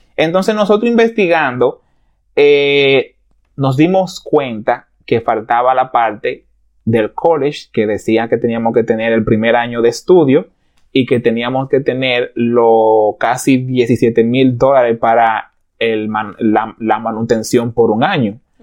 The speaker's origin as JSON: {"language": "Spanish", "country": "Dominican Republic", "tie": "born or raised there", "moved": "as an adult", "lives_now": "Canada", "said": "yo soy dominicano, de pura cepa, duré casi toda mi vida, muchísimo"}